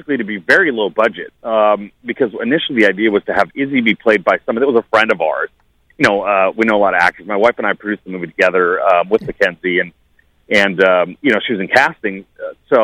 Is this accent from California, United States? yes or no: yes; San Francisco, California, United States; now in Los Angeles, United States; I'm a transplant, you know, from San Francisco